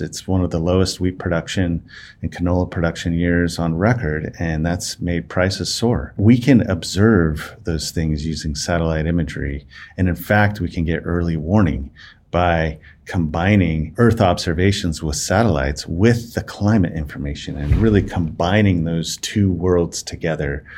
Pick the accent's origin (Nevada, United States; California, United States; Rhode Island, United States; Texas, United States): Nevada, United States; Las Vegas; also born or lived in Reno, Nevada; I was born and raised in Las Vegas, uh, Nevada